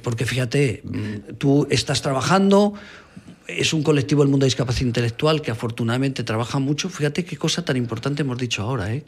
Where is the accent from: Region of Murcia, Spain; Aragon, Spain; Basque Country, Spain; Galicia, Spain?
Aragon, Spain; Bajo Aragón; había en mi pueblo, había en el Bajo Aragón